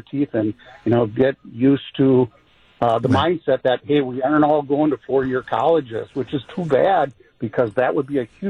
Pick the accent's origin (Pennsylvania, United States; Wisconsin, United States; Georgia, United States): Wisconsin, United States; Sheboygan; now in Cedarburg, United States; after 32 years working in MPS and also growing up in Sheboygan, and living out here in Cedarburg